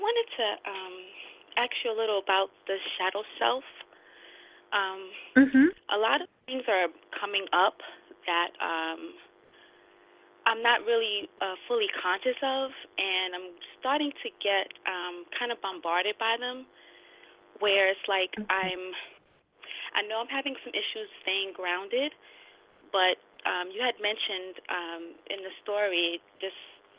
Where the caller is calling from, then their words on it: New York City, New York, United States; I'm calling from the Bronx.